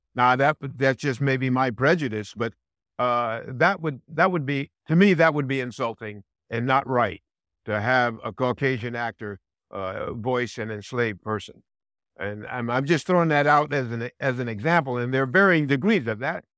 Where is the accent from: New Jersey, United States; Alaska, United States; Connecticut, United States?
Connecticut, United States; I grew up in Connecticut, and I spoke like everybody else in Connecticut